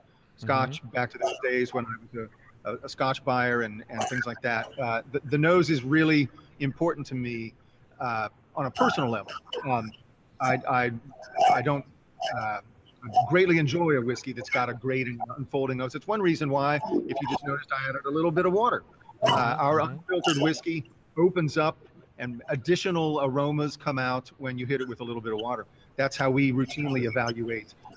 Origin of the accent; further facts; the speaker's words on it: Cincinnati, Ohio, United States; It's my hometown, you know, Cincinnati.